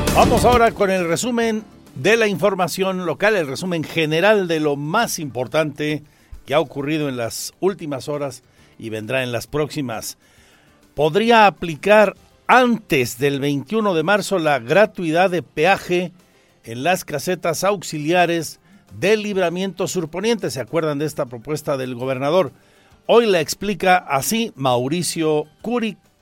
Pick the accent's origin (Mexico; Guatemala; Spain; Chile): Mexico; como mexicanos